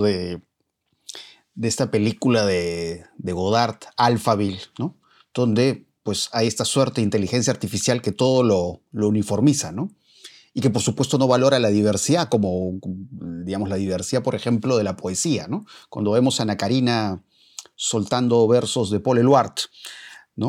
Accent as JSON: {"language": "Spanish", "country": "Peru", "said": "quienes somos peruanos"}